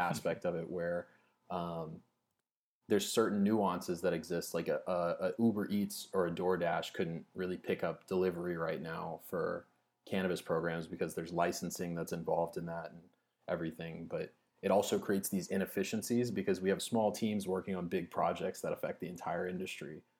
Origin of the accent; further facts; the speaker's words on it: Louisiana, United States; I'm from Louisiana